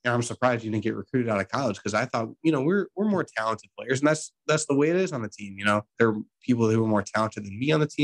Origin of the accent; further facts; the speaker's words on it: Mentor, Ohio, United States; I'm from Mentor.